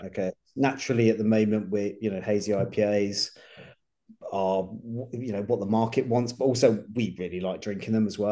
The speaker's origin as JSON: {"language": "English", "town": "Reading", "region": "South East England", "country": "United Kingdom", "tie": "born or raised there", "moved": "as an adult", "said": "I was brought up in Reading actually. That's oh, well, yeah, I, okay. Yeah, I grew up there. I, I, moved away when I was about eighteen"}